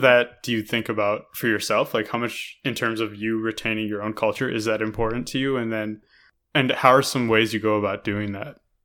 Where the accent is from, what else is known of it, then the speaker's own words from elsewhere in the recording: United States; we grew up in America